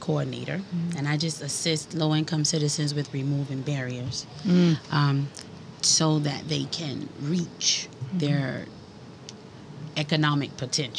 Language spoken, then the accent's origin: English; Holly Hill, South Carolina, United States; I'm from Holly Hill, South Carolina. That's where I was born and raised. It's like maybe about, it's in between Charleston and Orangeburg, in that area. So it's kind of like in the Midlands part, uh-huh, of the state.